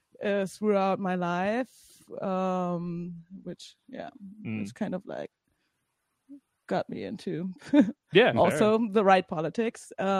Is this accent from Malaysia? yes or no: no; Bielefeld, North Rhine-Westphalia, Germany; now in Berlin, Germany; I'm the token German. I'm from Bielefeld.